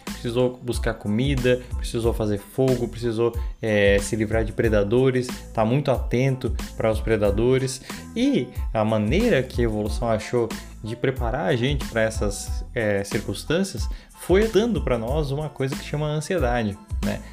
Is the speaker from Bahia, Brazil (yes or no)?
no; Santa Catarina, Brazil; sou de Santa Catarina